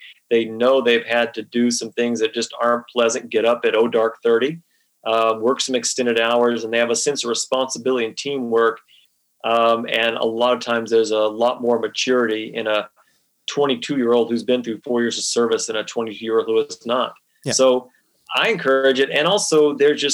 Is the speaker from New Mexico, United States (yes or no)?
yes; New Mexico, United States; now in New England, United States; as a New Mexico native, I am very thorough with Roswell. When I was a kid growing up in New Mexico